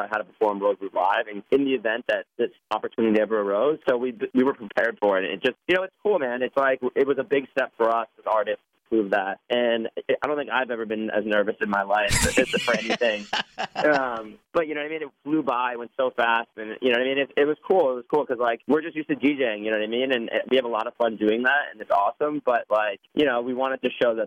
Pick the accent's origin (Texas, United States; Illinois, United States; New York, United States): New York, United States; I'm from New York